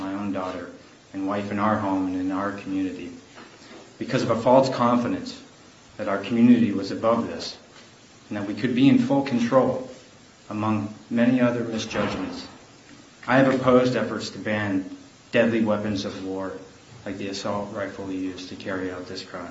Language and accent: English; Lewiston, Maine, United States; my hometown of Lewiston, Maine